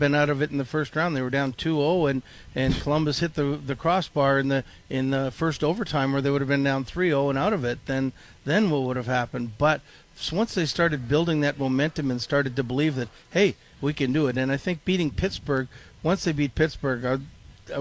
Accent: Toronto, Ontario, Canada; now in Minnesota, United States; growing up in Canada, in Toronto

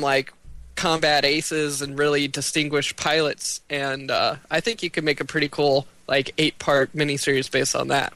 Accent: United States; we as American consumers

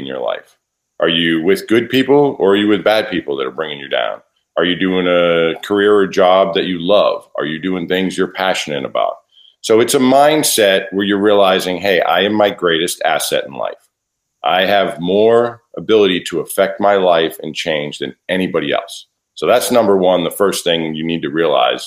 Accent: South Shore, just outside Boston, Massachusetts, United States; now in Nashville, United States; I was born just outside of Boston, Massachusetts, so on the South Shore, and grew up there

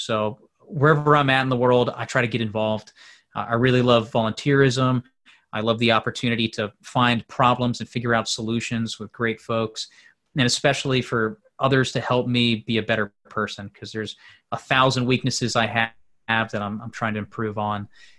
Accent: LaGrange, Georgia, United States; So eventually we came to LaGrange, Georgia, my hometown, in the western part of the state. Great small town, a diverse group of folks. And I attended fifth grade onwards there.

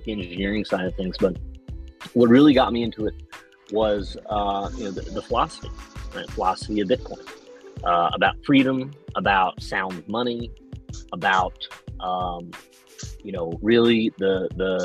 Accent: New York, United States; I'm from New York.

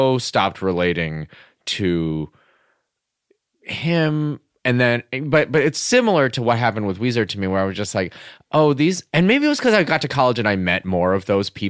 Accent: Michigan, United States; moved away; I'm an Asian person who grew up in Michigan.

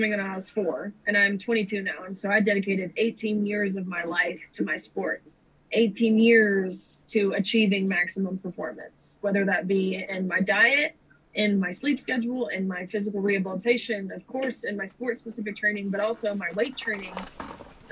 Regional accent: Nashville, Tennessee, United States; I'm from Nashville

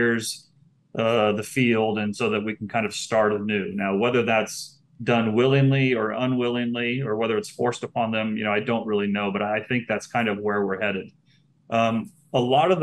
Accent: United States; now in Puerto Rico; I'm an American and I tend to think in US dollar terms. We grew up only thinking in one currency

